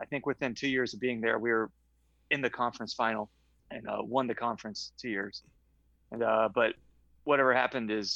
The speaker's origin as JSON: {"language": "English", "town": "West Palm Beach", "region": "Florida", "country": "United States", "tie": "born or raised there", "said": "I grew up in West Palm Beach, Florida. I was there until college"}